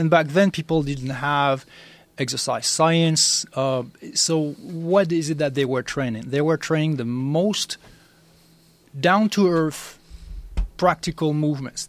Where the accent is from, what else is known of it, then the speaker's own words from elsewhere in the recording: France; I'm I'm originally from France